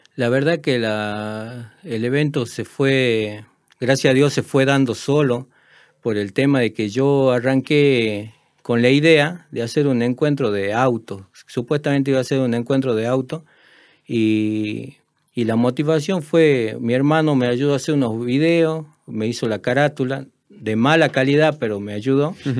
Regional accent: Tartagal, Salta, Argentina; also born or lived in San Pedro de Jujuy, Jujuy, Argentina; Soy de San Pedro de Jujuy. Me vine a los 10 años a Tartagal. Eh, me considero una persona de Tartagal.

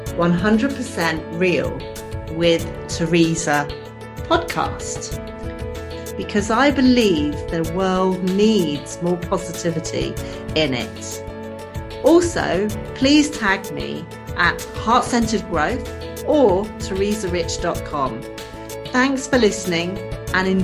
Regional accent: Bournemouth, South West England, United Kingdom; moved away as an adult; I decided to leave Bournemouth, which was my hometown.

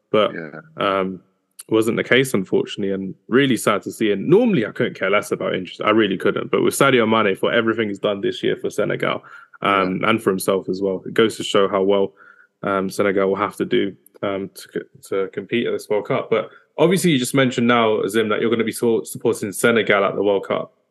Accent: Nigeria; I'm a Nigerian to the core, so uh, it needed to be done.

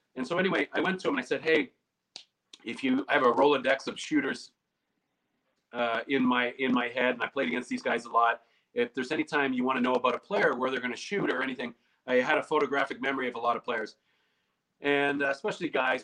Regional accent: Canada; being a Canadian

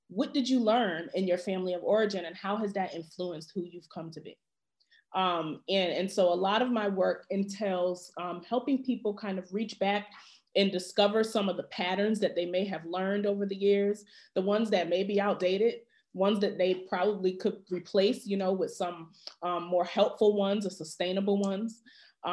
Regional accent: Connecticut, United States; when I was a young person growing up in Connecticut

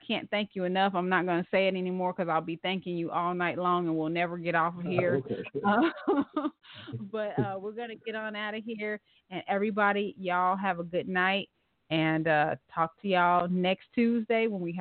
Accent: Ohio, United States; moved away as an adult; I'm from Ohio. But I've been down here for like 17 years

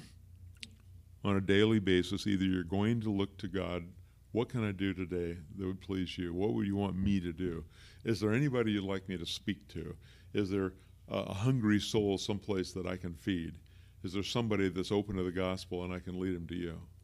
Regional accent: Pacific Northwest, United States; also born or lived in Bryan, Texas; I've lived in the Pacific Northwest for the whole rest of my life

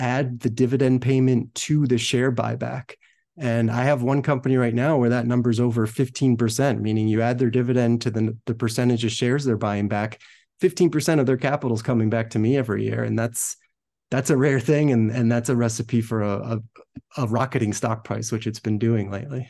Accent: New Jersey, United States; grew up in New Jersey

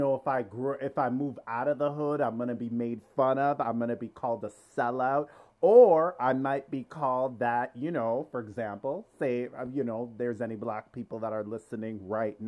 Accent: Toronto, Ontario, Canada; I grew up in Scarborough. I'm from Scarborough

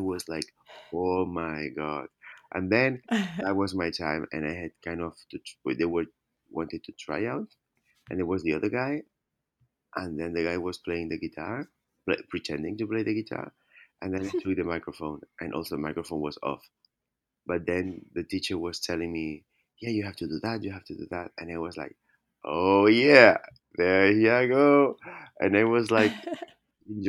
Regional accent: Spain; born or raised there

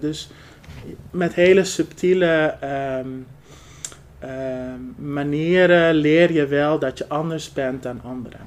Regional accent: Netherlands; Ik ben van huis uit half Marokkaans en half Arbaans, maar mhm. wel geboren en getogen in Nederland.

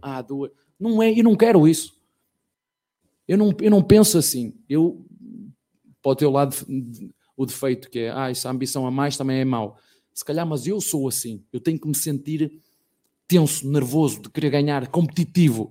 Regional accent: Penafiel, Porto District, Portugal; moved away as an adult; now in Brazil; até no Penafiel, que é uma, terrinha bem pequenina de onde eu venho

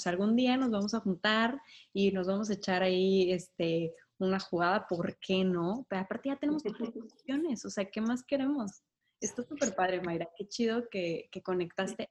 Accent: Sinaloa, Mexico; Soy de Sinaloa

